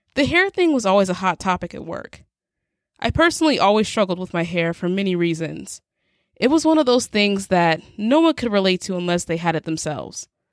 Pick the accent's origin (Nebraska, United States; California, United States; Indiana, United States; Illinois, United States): Nebraska, United States